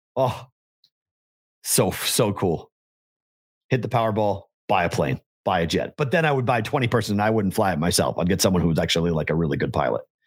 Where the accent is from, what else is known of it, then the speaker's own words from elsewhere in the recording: Boston, Massachusetts, United States; moved away; growing up in Boston